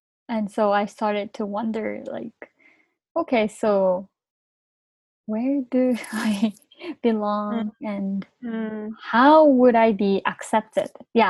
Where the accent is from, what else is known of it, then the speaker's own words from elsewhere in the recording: Thailand; now in Japan; During my time in Thailand, I grew up in Japanese neighborhood, learning mm-hmm. Japanese culture, speaking mm-hmm. Japanese.